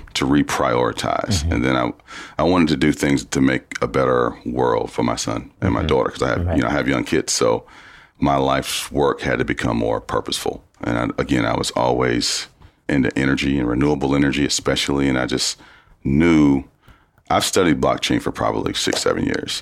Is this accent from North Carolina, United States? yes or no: yes; Pender County, North Carolina, United States; I grew up in Pender County, North Carolina